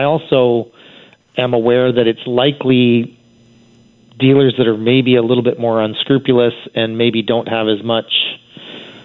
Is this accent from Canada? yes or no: yes; Vancouver, British Columbia, Canada; I'm born and raised in Vancouver